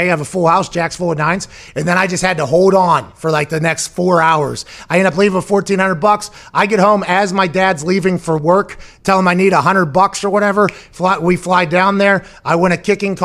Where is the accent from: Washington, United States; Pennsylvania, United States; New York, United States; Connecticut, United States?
Pennsylvania, United States; Pittsburgh; also born or lived in Plum, Pennsylvania; I'm from Pittsburgh